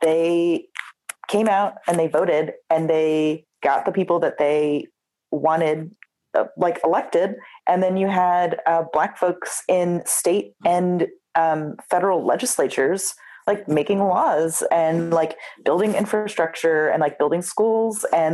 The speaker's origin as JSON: {"language": "English", "town": "Philadelphia", "region": "Pennsylvania", "country": "United States", "tie": "born or raised there", "said": "I grew up in Philadelphia"}